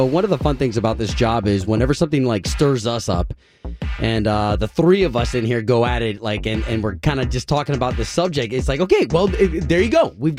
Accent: Tampa, Florida, United States; now in Orlando, United States; I'm not even from Orlando. No, I'm from Tampa.

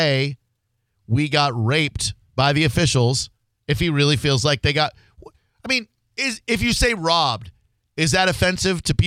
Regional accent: Massachusetts, United States; I'm from Massachusetts

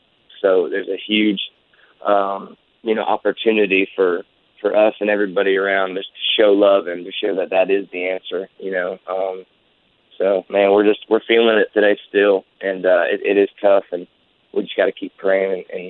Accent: Ormond Beach, Florida, United States; growing up in Ormond Beach, Daytona Beach.

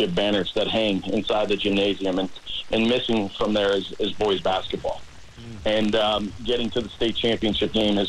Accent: Chicago, Illinois, United States; moved away as an adult; I grew up up in Chicago

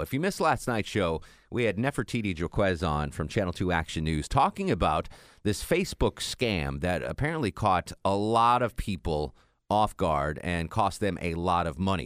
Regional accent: New England, United States; now in Atlanta, United States; growing up in New England

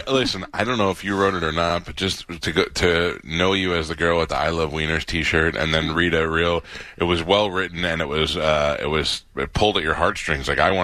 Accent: New York, United States; I grew up in New York

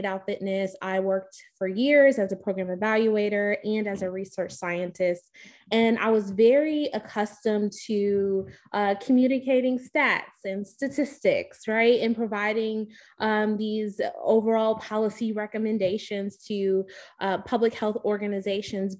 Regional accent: Chicago, Illinois, United States; moved away as an adult; also born or lived in Baltimore / Nashville / Houston; now in Atlanta, United States; I'm originally from Chicago, Illinois.

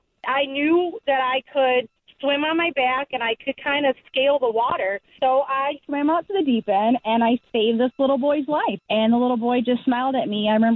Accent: Flint, Michigan, United States; I was a blonde and I'm from Flint, Michigan, and I'm single.

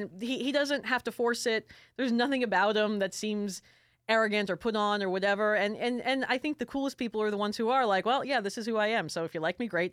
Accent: South Florida, United States; moved away; I grew up in South Florida. My family's from Brooklyn

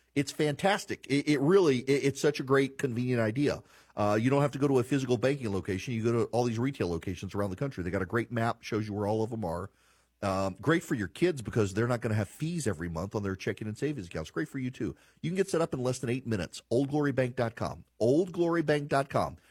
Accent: Louisiana, United States; moved away; I'm from Louisiana. We we grew up with milk in our coffee

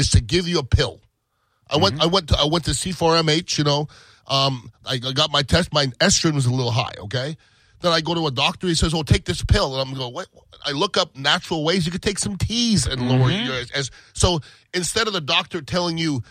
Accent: United States; I'm American

